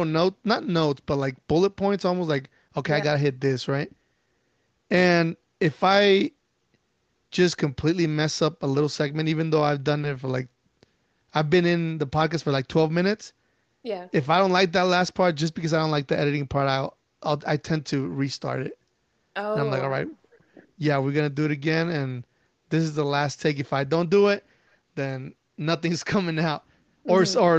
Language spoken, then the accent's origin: English; Mexico City, Mexico; I grew up in Mexico City